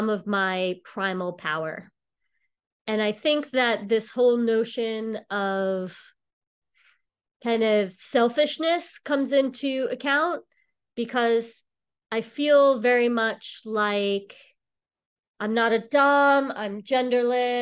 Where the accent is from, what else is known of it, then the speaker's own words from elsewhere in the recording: Long Island, New York, United States; moved away as an adult; now in Boston, United States; I'm actually from New York. I grew up on Long Island, and about 20 years ago, I moved to Boston